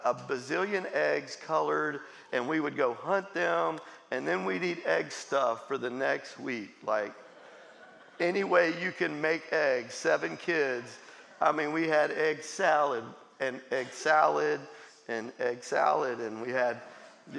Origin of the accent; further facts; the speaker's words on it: Jacksonville, Florida, United States; I grew up in Jacksonville, Florida